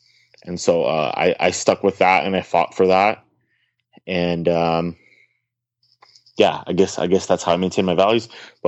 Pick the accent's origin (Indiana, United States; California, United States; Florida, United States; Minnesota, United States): California, United States; also born or lived in St. Petersburg, Russia; I was born in Russia and I came to the US, and being a Russian, my views are of the right. Mm-hmm. And I grew up in California, went to law school in California